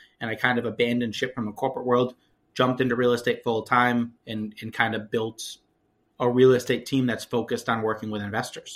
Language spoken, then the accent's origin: English; Connecticut, United States; now in Lowell, United States; I grew up in Connecticut